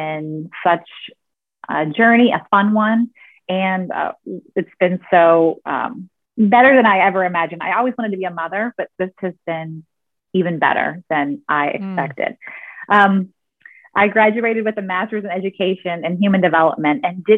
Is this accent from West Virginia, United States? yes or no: yes; West Virginia, United States; I grew up in West Virginia in a real small town that has, I think, 2,000-ish people in the town